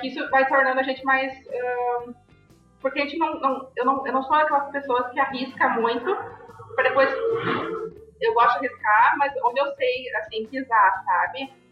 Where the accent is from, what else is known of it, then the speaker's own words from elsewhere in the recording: Novo Hamburgo, Rio Grande do Sul, Brazil; nasci em Novo Hamburgo